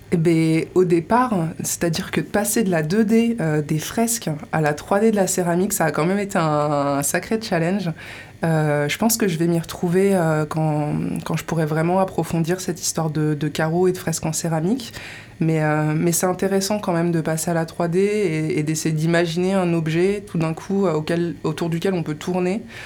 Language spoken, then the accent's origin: French; Colombes, Île-de-France, France; moved away as an adult; now in Landes, France; j'ai grandi en région parisienne. J'ai grandi à Colombes, d'ailleurs